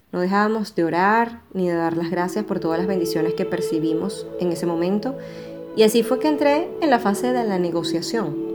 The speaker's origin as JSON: {"language": "Spanish", "country": "Venezuela", "moved": "yes", "said": "Aquí estoy y aquí estaré por un tiempo porque ya que salí de Venezuela tengo que hacer que toda esta experiencia y el sacrificio por lo menos valgan la pena."}